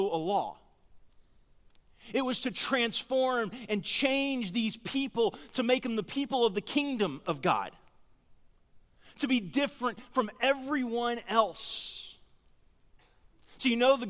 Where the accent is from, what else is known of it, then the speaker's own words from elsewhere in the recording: Texas, United States; we're from Texas